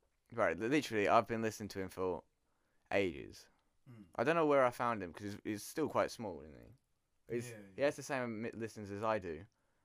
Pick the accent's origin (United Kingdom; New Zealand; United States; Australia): United Kingdom; England; he's from America, I'm from England.